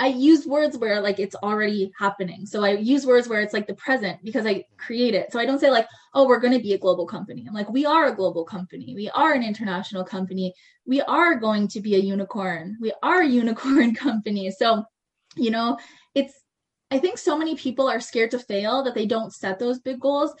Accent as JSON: {"language": "English", "town": "Cornwall", "region": "Ontario", "country": "Canada", "tie": "born or raised there", "also_born_or_lived": "Montreal / Calgary / Toronto", "moved": "as an adult", "said": "I ended up moving back to my hometown, Cornwall, just outside of Ottawa"}